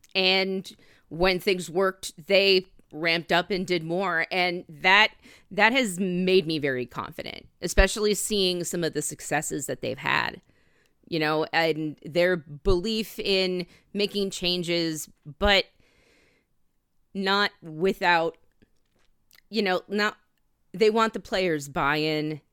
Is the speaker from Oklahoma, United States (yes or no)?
no; Bangor, Maine, United States; my hometown fair from when I was, uh, growing up in Maine, the Bangor State Fair